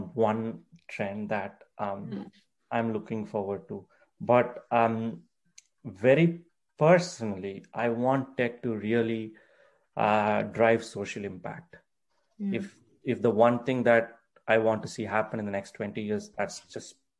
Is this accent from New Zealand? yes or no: no; India; English is a second language; I'm from India